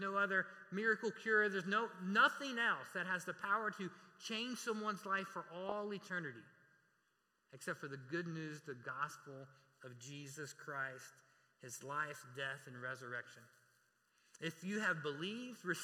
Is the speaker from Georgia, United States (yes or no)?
no; Reidsville, North Carolina, United States; also born or lived in Raleigh-Durham area, North Carolina; now in Raleigh, United States; I'm from Reidsville, North Carolina